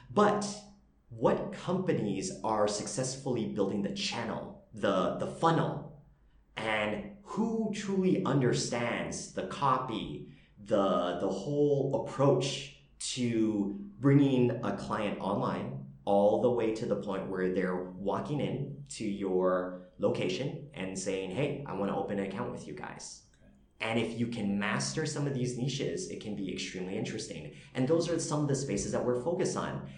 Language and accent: English; Canada; moved away as an adult; now in Vietnam; I'm Canadian Vietnamese